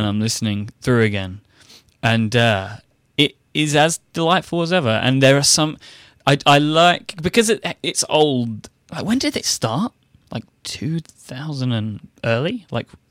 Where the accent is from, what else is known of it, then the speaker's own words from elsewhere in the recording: United Kingdom; now in United States; I'm a British man in an American person's world